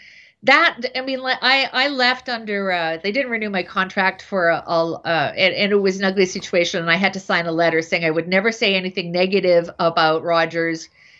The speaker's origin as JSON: {"language": "English", "town": "Dollard-des-Ormeaux", "region": "Quebec", "country": "Canada", "said": "I'm from the West Island."}